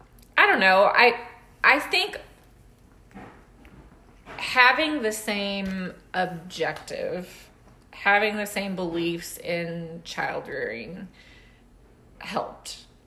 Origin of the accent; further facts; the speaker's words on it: the South, United States; I'm from the South. I grew up in the Army.